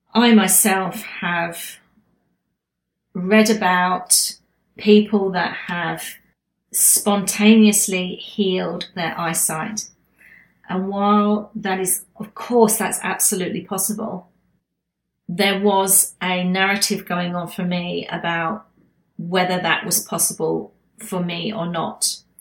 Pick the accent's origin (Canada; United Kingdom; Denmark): United Kingdom; now in Queensland, Australia; being a Brit